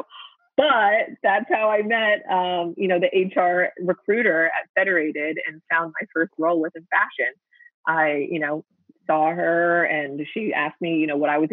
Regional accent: Pennsylvania, United States; also born or lived in Pittsburgh; the city that was furthest from my hometown, but was still in state

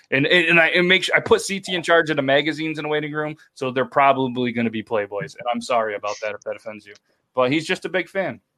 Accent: Ontario, Canada; I'm from Ontario

